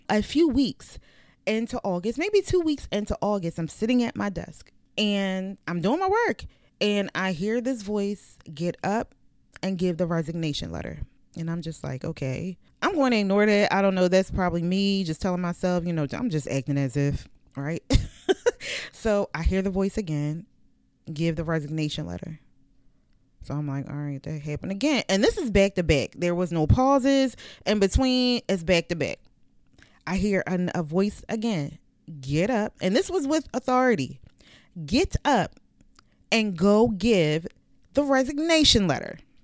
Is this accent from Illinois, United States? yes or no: no; Philadelphia, Pennsylvania, United States; moved away as an adult; now in Virginia, United States; I'm from the city. I'm from Philadelphia. So this was a change for me when I came here in two thousand and fourteen